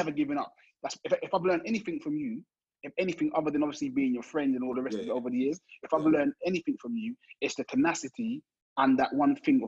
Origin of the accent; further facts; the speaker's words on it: London, United Kingdom; from the ends growing up in South London